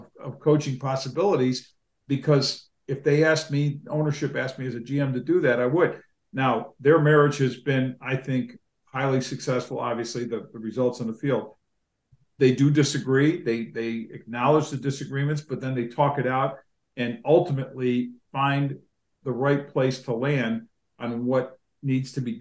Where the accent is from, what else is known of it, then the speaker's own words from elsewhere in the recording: Buffalo area, New York, United States; I'm not from Buffalo, but spent most of my life in the Buffalo area.